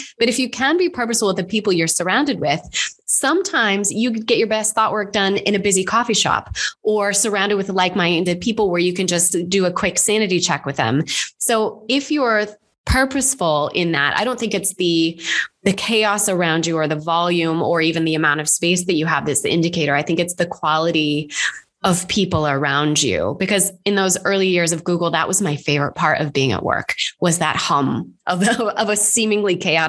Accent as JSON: {"language": "English", "country": "United States", "said": "Again, I know I'm very American. So we have a much higher tolerance for just letting stuff kind of find its place before trying to control it too much. It's very cowboy culture, I know."}